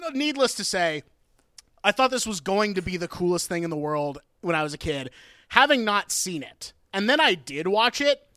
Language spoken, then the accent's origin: English; Oregon, United States; also born or lived in Cleveland, Ohio; in elementary school growing up in Oregon